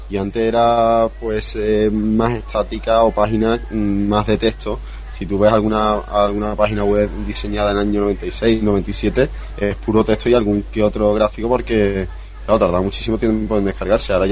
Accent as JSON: {"language": "Spanish", "country": "Spain", "moved": "yes", "lives_now": "United States", "said": "atrasado que estábamos en España en cuanto a la velocidad de nuestras redes. No, sí, eso sí. Yo, yo salí de España bajándome en mi casa, tenía uno, bajándome a una velocidad de 30-40K y llegué a Estados Unidos"}